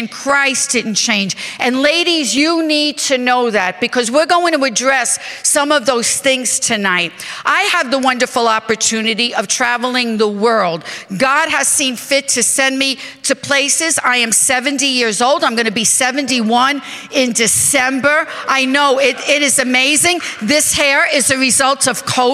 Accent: New York, United States; I am from New York

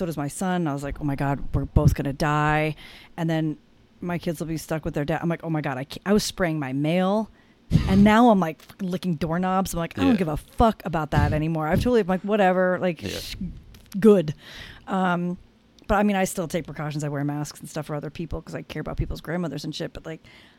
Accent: Stowe, Vermont, United States; now in Newport, United States; I'm from a ski town. I'm from Stowe, Vermont. So it's like, you know, very social, very like I live in Newport now. It's kind of like Newport in the mountains.

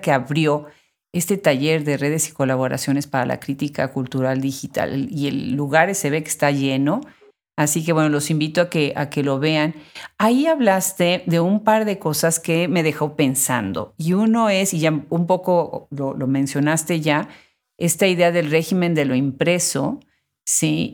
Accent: Puebla, Mexico; yo soy de Puebla

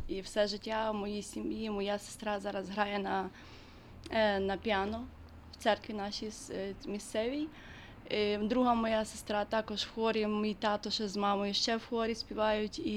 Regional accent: Ukraine; now in Sacramento, United States; я приехала с Украины и, а, э, 20 лет назад и э, вышла замуж тут.

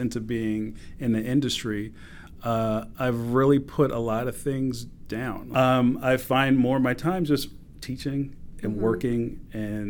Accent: Philadelphia, Pennsylvania, United States; I grew up in Philly that looked like trading places

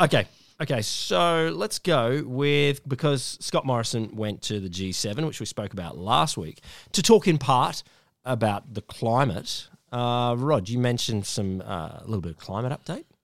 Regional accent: Queensland, Australia; as a Queenslander

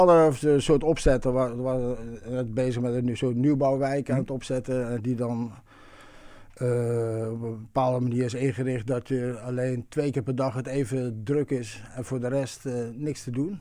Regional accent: Eindhoven, North Brabant, Netherlands; ik kom uit Eindhoven

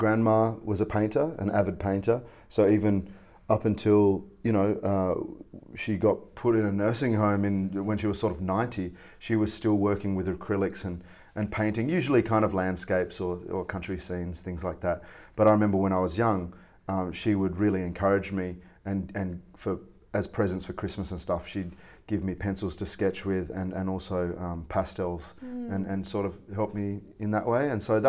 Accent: Australia; also born or lived in Malaysia; I am a Malaysian-Australian scallywag, reprobate, and troublemaker

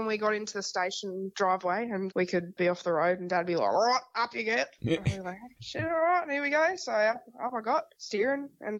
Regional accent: Townsville, Queensland, Australia; So I'm from Townsville.

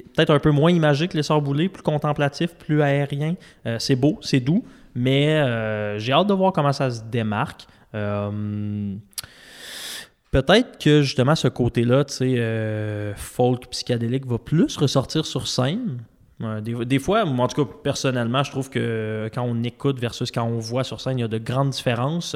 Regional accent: Quebec City, Quebec, Canada; mes parents viennent de Trois-Rivières, je viens de Québec

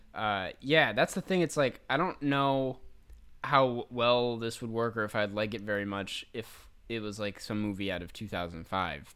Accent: Minnesota, United States; my home state

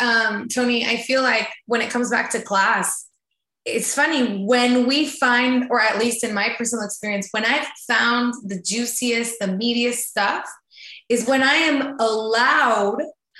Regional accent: Mexico; English is a second language; moved away; I can hear an accent. Where are you from? And I'm like, oh, I'm from Mexico.

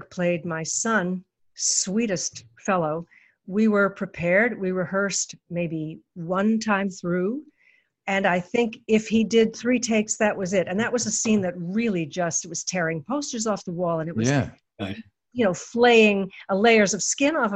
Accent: Toronto, Ontario, Canada; I wasn't born in Winnipeg. I was born in Toronto.

